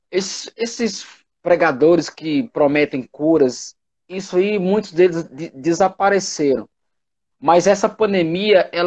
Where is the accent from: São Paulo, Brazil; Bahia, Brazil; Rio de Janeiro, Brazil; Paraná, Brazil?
Bahia, Brazil; Itapetinga; moved away as an adult; Eu sou, eu sou da Bahia, né? Aí eu vim morar em Minas. De Itapetininga, né? Itapetinga. Itapetinga. Aí eu saí da minha cidade e vim morar em Minas, né?